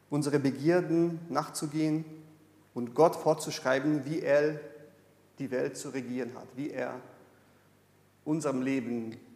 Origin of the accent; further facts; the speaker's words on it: Brazil; German is a second language; ich komme aus Brasilien. In Brasilien gibt es so in der allgemeinen Frömmigkeit die, die Vorstellung